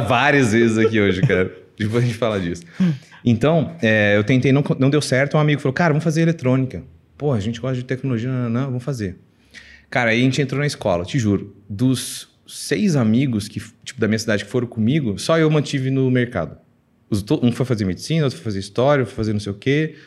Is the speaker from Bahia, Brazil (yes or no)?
no; Minas Gerais, Brazil; moved away; also born or lived in Mexico City, Mexico / Colombia; eu sou mineiro, estou aqui em São Paulo